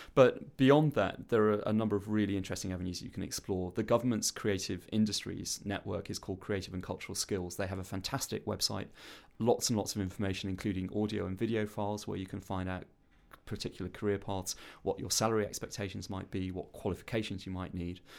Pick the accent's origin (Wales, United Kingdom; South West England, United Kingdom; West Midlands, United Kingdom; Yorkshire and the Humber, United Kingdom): Wales, United Kingdom; South; moved away; also born or lived in London; I grew up on a councillor state in South Wales